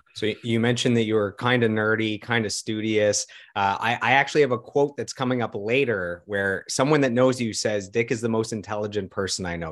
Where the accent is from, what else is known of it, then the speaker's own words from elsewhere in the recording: Ottawa, Ontario, Canada; also born or lived in Toronto; we're both born and raised in Ottawa